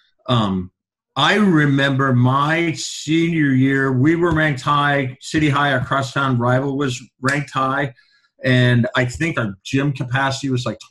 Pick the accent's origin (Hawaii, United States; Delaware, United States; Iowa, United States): Iowa, United States; Iowa City; moved away; growing up in Iowa City